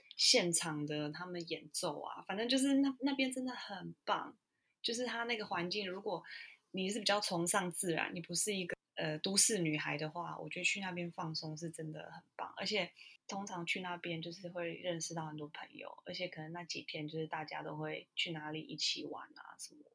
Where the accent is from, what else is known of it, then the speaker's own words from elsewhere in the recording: Taiwan; moved away; 我来自台湾啊